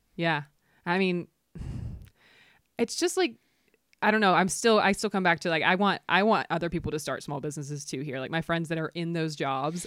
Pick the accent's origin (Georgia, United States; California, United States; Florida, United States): Georgia, United States; near Chattanooga; moved away as an adult; also born or lived in Atlanta; now in Jackson Hole, United States; I grew up near Chattanooga, which has some of the best trails